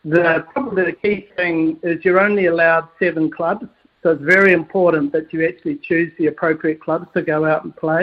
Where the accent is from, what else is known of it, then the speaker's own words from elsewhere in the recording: Palmerston North, Manawatū-Whanganui, New Zealand; now in Muriwai, New Zealand; I grew up in Palmerston North